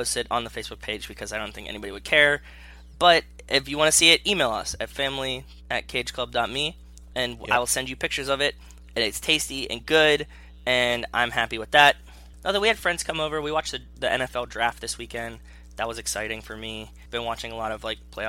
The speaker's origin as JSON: {"language": "English", "town": "Pittsburgh", "region": "Pennsylvania", "country": "United States", "tie": "born or raised there", "said": "I grew up in Pittsburgh, so it was always like a Pittsburgh couples date kind of spot."}